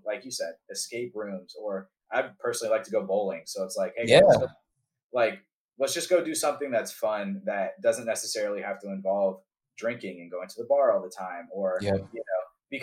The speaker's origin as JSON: {"language": "English", "town": "Atlanta", "region": "Georgia", "country": "United States", "moved": "yes", "said": "I'm from Atlanta"}